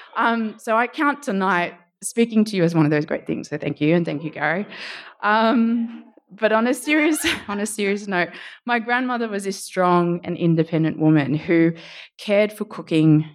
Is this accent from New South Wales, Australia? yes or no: yes; Sydney, New South Wales, Australia; also born or lived in Suva, Fiji; going to school in Randwick, where hanging by the beach and being a nipper, then graduating into Surf Life Saving was kind of the norm